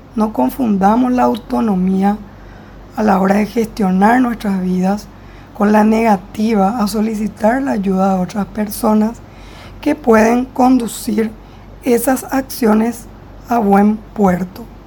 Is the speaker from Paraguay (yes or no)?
yes; Paraguay; yo soy de Paraguay